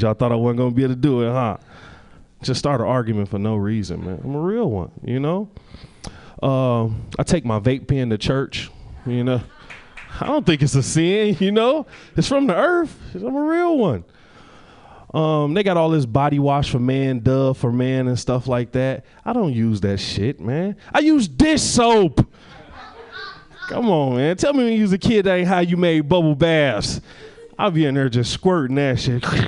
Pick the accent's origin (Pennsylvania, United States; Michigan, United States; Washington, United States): Michigan, United States; Detroit; I'm originally from Detroit.